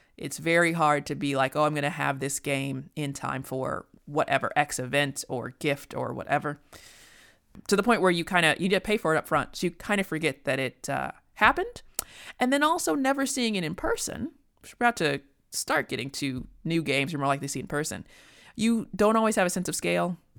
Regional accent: United States; as an American

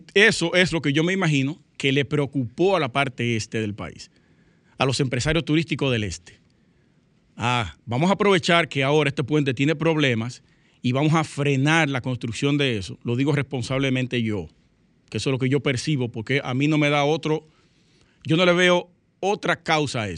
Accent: Sosúa, Puerto Plata, Dominican Republic; Sosúa específicamente, que es mi pueblo natal, Puerto Plata, la provincia

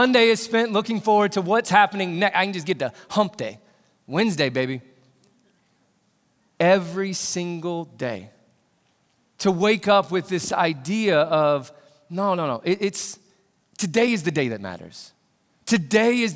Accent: Indiana, United States; I grew up in Indiana

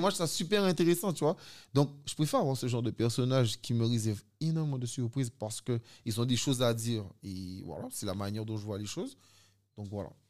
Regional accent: Guadeloupe; moved away as an adult; also born or lived in Sainte-Rose, Guadeloupe / France; j'ai comme fait une grande partie de mon enfance en Guadeloupe

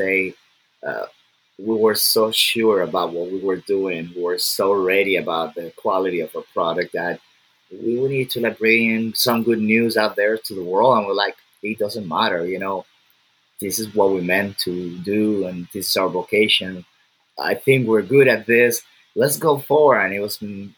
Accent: Lagos, Nigeria; I'm from Nigeria

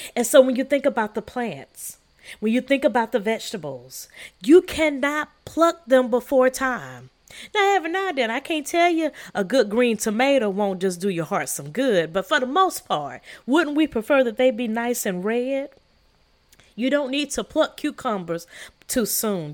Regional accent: the South, United States; also born or lived in Sierra Leone (ancestry); I am from the South

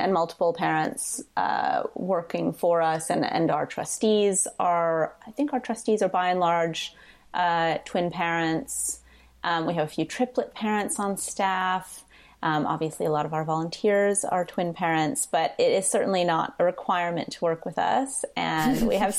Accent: United States; moved away as an adult; also born or lived in New York / Liberia; now in United Kingdom; I'm American and I practiced in New York

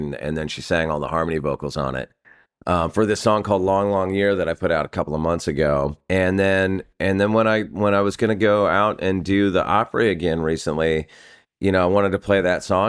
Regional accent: California, United States; I'm from California and we don't get storms like

